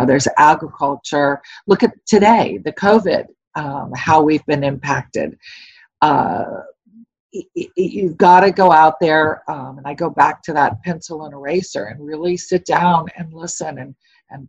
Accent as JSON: {"language": "English", "region": "Southern California", "country": "United States", "said": "Even though I'm native myself, I am from Southern California"}